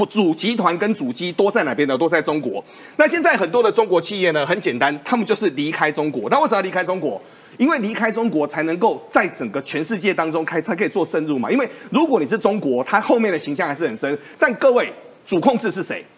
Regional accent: Taiwan; 我们台湾人

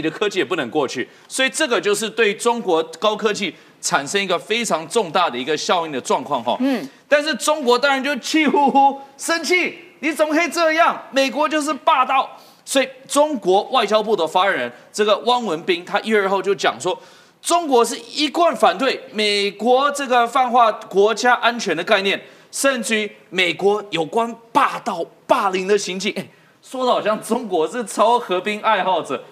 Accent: Taiwan; 我们台湾人觉得房价超高

